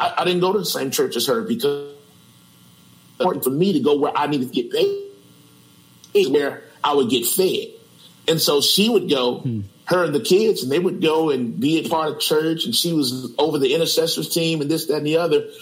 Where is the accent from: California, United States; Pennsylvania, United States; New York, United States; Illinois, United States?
Illinois, United States; Chicago; born and raised in Chicago all of my life, um, 44 years.